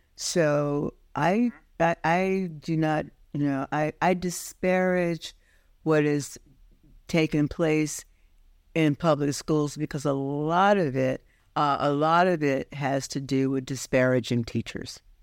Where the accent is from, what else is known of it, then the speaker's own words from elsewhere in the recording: Forest City, Arkansas, United States; now in Brooklyn, United States; I grew up in the last days of seg-, the segregated South.